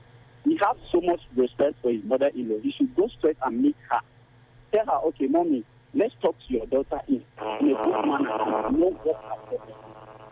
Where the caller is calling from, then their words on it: Garki, Federal Capital Territory, Nigeria; I am calling you from Garki.